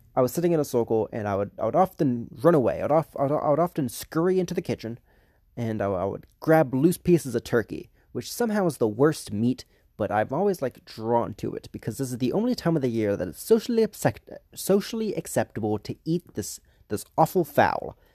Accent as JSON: {"language": "English", "region": "the South", "country": "United States", "tie": "born or raised there", "said": "I was raised in the South"}